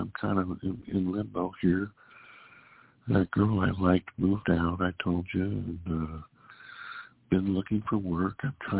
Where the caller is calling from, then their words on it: California, United States; calling from California.